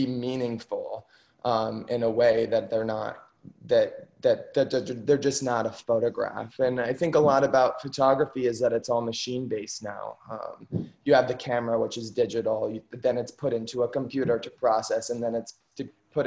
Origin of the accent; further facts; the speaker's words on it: Ashland, Ohio, United States; moved away as an adult; now in New York, United States; growing up in Ohio